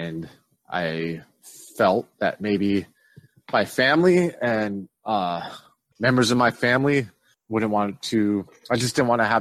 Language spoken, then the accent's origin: English; Bismarck, North Dakota, United States; moved away; growing up in Bismarck, where you guys are from, where I haven't been in a long time